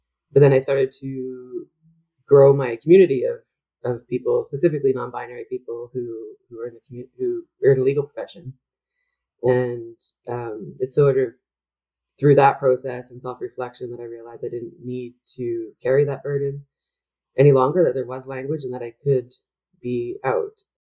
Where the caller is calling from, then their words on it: Vancouver, British Columbia, Canada; I should mention that I'm joining you from Vancouver, which is the unceded and traditional territory of the Coast Salish peoples.